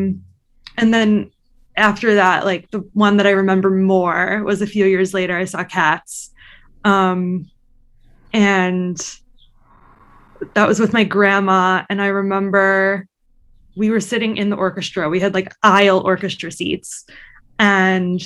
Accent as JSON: {"language": "English", "area": "Long Island", "region": "New York", "country": "United States", "tie": "born or raised there", "said": "I grew up on Long Island"}